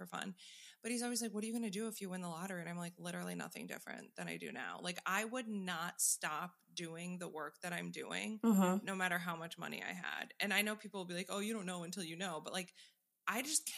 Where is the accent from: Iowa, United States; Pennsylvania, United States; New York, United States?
New York, United States; now in Florida, United States; I grew up in New York and now live in Florida